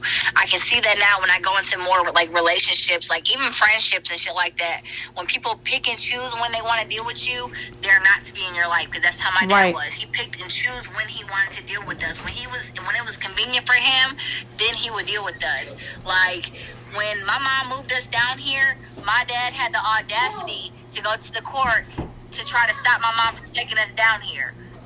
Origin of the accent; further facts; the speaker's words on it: Michigan, United States; now in North Carolina, United States; she moved us to North Carolina. I'm from Michigan, so she moved us all the way down here. We had no family here